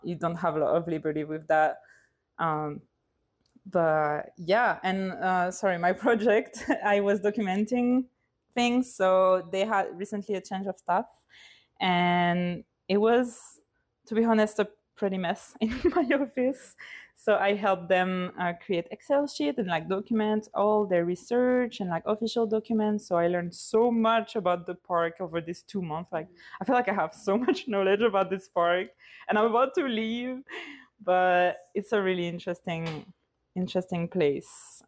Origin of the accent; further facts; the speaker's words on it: Lille, Hauts-de-France, France; now in London, United Kingdom; I uh, come from France, Lille in the north, and I live in London.